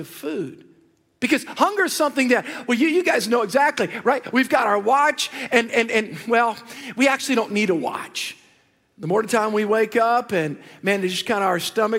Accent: the South, United States; I'm from the South

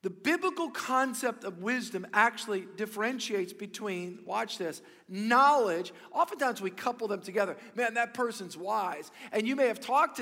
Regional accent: South Louisiana, United States; I grew up here in South Louisiana

